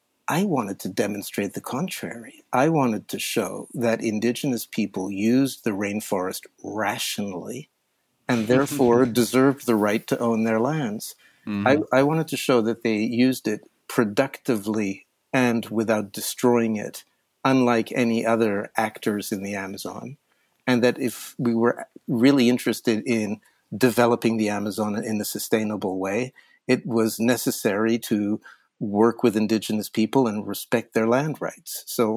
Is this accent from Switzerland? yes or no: yes; Switzerland; I'd previously tried LSD. I mean, LSD is a Swiss molecule, and I grew up in Switzerland.